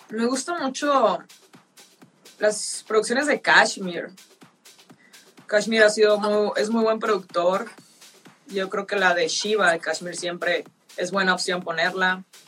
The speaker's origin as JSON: {"language": "Spanish", "region": "northern Mexico", "country": "Mexico", "said": "Soy del norte"}